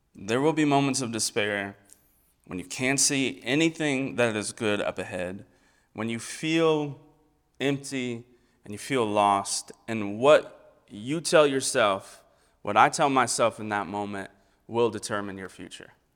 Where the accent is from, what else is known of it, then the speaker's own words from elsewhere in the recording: United States; also born or lived in Carter County; as an American in Carter County